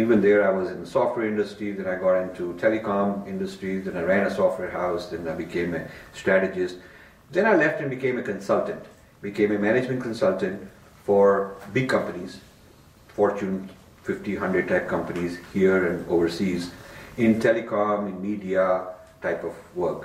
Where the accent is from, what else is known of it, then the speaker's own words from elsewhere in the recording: Delhi, India; I was raised in Delhi